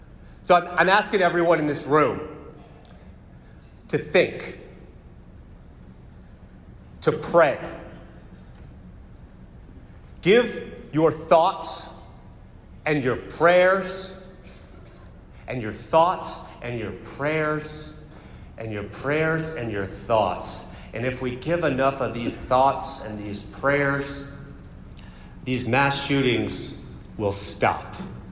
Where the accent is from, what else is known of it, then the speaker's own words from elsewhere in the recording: West Palm Beach, Florida, United States; I'm from West Palm Beach, Florida.